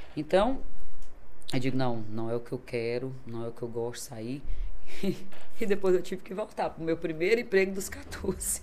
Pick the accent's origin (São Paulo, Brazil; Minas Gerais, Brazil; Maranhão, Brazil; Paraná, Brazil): Maranhão, Brazil; Imperatriz; Nasci aqui em Imperatriz. Sou imperatrizense, sou maranhense, graças a Deus, com muito orgulho